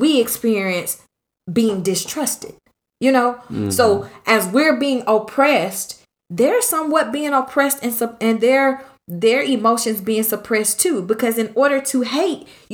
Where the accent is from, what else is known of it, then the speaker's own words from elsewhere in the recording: California, United States; I'm from California. Originally